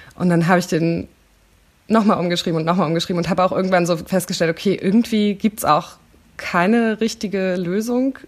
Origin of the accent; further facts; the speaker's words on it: Berlin, Germany; ich komme aus Köpenick, das ist ein sehr grüner Stadtteil in Berlin